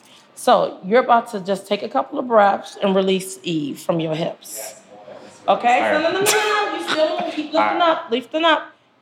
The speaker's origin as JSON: {"language": "English", "region": "Ohio", "country": "United States", "also_born_or_lived": "Mississippi", "moved": "as an adult", "said": "I've been here for 30 years. I'm originally from Ohio, but I went to college in Mississippi"}